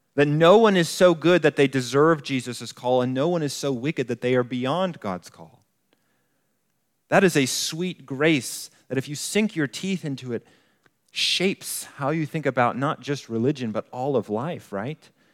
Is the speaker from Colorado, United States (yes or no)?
yes; Colorado Springs, Colorado, United States; moved away as an adult; also born or lived in New Mexico; I grew up in Colorado Springs